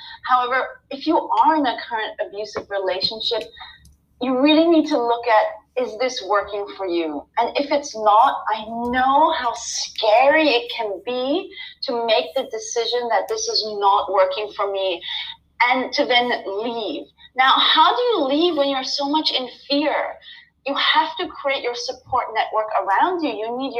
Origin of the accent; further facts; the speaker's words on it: Nepal; also born or lived in Thailand / India; I was born in Thailand. I grew up in Nepal and India.